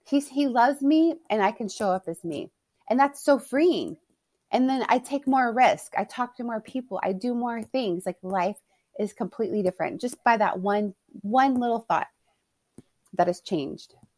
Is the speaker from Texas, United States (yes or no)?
yes; Houston, Texas, United States; moved away as an adult; now in California, United States; I'm born and raised in Texas, in Houston.